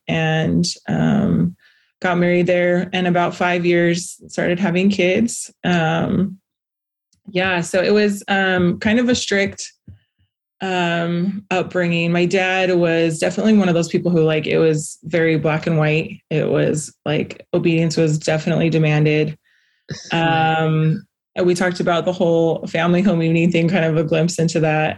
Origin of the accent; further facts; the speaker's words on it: Las Vegas, Nevada, United States; I was born in Las Vegas